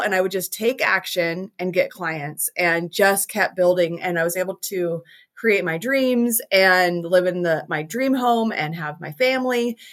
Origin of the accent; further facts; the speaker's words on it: Salt Lake City, Utah, United States; I am from Salt Lake City, Utah